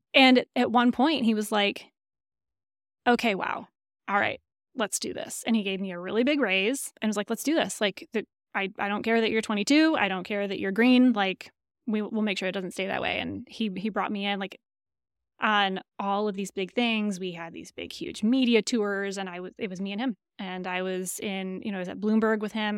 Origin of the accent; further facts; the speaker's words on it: Lansing, Michigan, United States; accent: nasal Michigan; moved away; also born or lived in Indiana; Lansing, Michigan. So you have to be careful not to say Lansing, Michigan, with my nasal Michigan accent